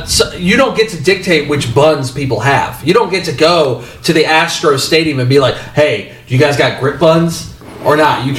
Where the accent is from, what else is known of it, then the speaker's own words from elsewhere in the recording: Virginia, United States; I'm from Virginia.